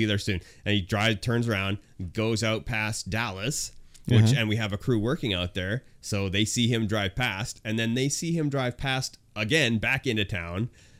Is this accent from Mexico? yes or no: no; Canada; I'm Canadian.